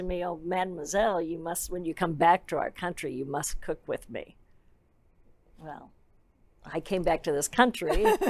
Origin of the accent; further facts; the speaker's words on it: St. Louis, Missouri, United States; moved away as an adult; also born or lived in France / Lyon; now in Dallas, United States; I was from St. Louis, Missouri, and I came back and I had all this French culinary education.